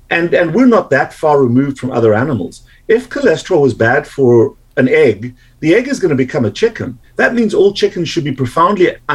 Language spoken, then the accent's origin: English; South Africa; accent: South African; moved away as an adult; now in United States; I've been in the US since 1989, but I've retained my accent quite pleasingly for me.